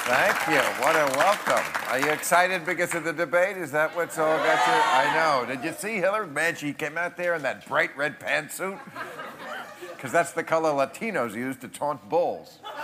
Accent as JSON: {"language": "English", "region": "New Jersey", "country": "United States", "tie": "born or raised there", "said": "my home state of New Jersey"}